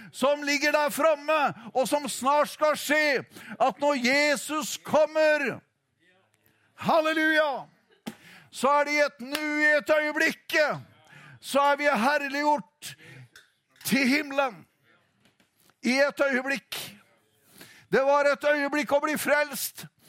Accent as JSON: {"language": "Norwegian", "town": "Notodden", "region": "Telemark", "country": "Norway", "moved": "yes", "said": "hjemveien Notodden, der jeg kommer ifra."}